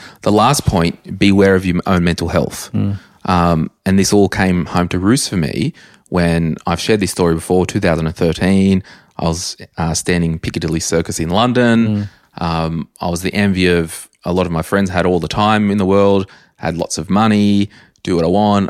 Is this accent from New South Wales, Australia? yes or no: yes; Berkeley Vale, New South Wales, Australia; growing up in Berkeley Vale, if I earned $100,000, yeah. that's awesome.